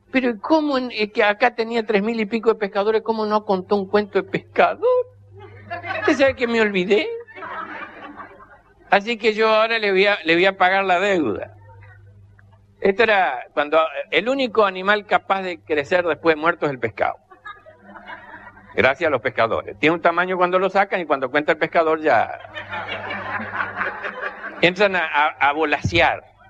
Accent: Corrientes, Argentina; y ahí soy bien correntino y bien argentino en el medio del río.

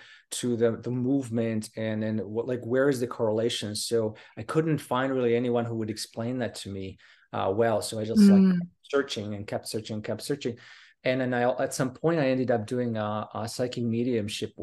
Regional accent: Slovakia; English is a second language; moved away as an adult; also born or lived in United Kingdom; I come from Slovakia, and I spent basically most of my life, most of my early part of my life there until 20 or so. And I left to the UK.

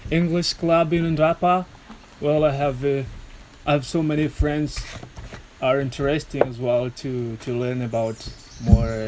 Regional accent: Manantenina, Anosy, Madagascar; English is a second language; Manantenina. Manantenina. I come from Manantenina.

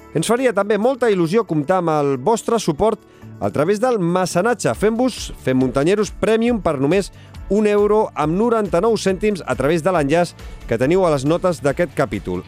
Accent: Sabadell, Catalonia, Spain; jo, jo sóc de Sabadell

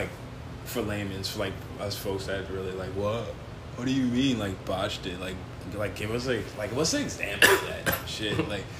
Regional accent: New York City, New York, United States; I'm straight from Queens, man.

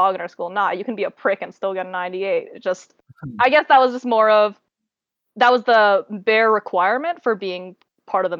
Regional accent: Toronto, Ontario, Canada; I came from Toronto

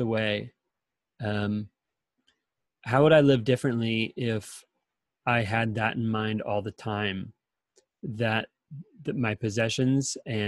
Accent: San Diego, California, United States; moved away; I'm originally from San Diego, and we have wildfires in California. And there were a couple times in high school and in college where wildfires were coming in from the east

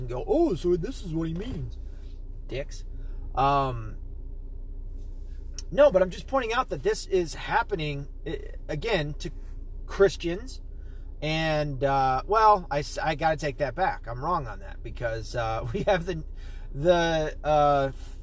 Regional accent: Tennessee, United States; moved away; also born or lived in Arkansas; I was born in Arkansas, raised in Tennessee.

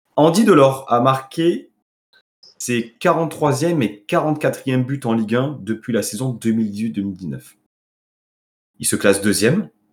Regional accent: Nice, Provence-Alpes-Côte d'Azur, France; en tant que Niçois

